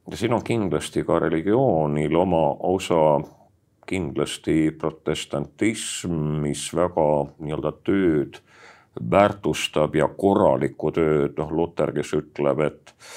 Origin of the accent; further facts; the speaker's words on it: Estonia; eestlased on uskmatu rahvas me oleme ainult natuke nii-öelda juurte pealt ära läinud